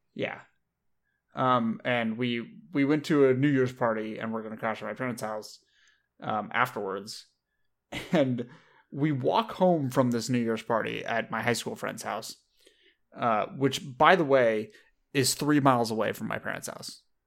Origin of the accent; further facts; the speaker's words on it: Southern California, United States; I grew up in, in Southern California